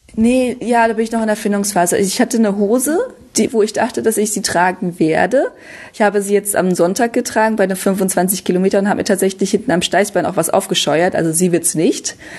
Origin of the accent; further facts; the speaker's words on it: Münsterland, North Rhine-Westphalia, Germany; moved away; also born or lived in Düsseldorf; ich komme ja ursprünglich aus Münsterland